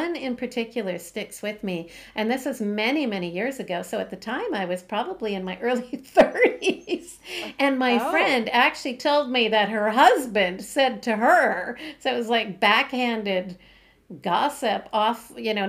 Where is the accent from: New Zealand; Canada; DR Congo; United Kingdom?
Canada; I'm Canadian